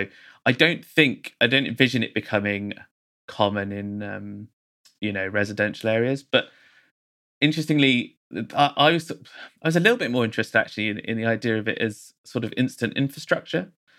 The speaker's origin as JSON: {"language": "English", "region": "England", "country": "United Kingdom", "tie": "born or raised there", "said": "I'm a British architect. I went to university here. I grew up here."}